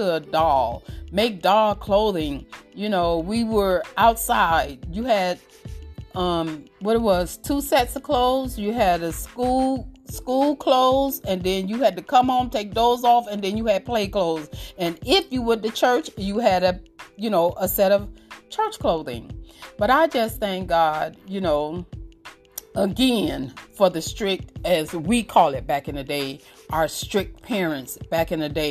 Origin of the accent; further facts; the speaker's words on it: Miami, Florida, United States; We grew up in Miami and the projects and things like